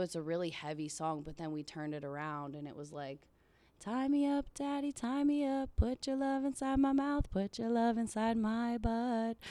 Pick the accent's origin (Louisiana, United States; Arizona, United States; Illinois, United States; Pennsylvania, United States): Pennsylvania, United States; Pittsburgh; I grew up in Pittsburgh, right in, like, the south, like, boroughs, South Hills.